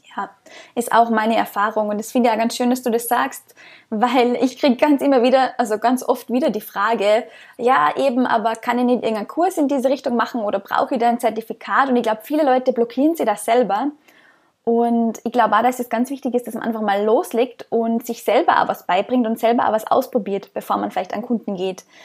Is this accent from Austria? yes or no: yes; Austria; moved away as an adult